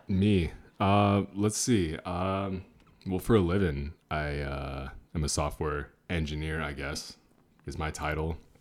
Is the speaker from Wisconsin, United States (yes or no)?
no; Seattle, Washington, United States; also born or lived in Orange County, California; now in Los Angeles, United States; I'm from Seattle, Washington originally